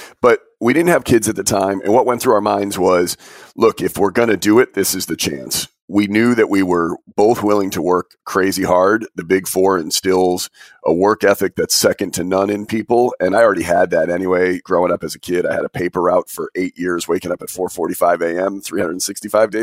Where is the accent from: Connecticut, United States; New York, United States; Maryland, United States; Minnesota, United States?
New York, United States; Albany; I'm originally from Albany.